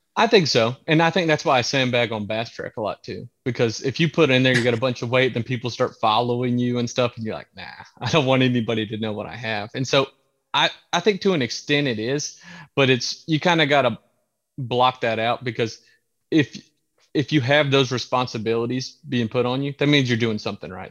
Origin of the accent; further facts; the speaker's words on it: Santee Cooper, South Carolina, United States; I grew up on Santee Cooper.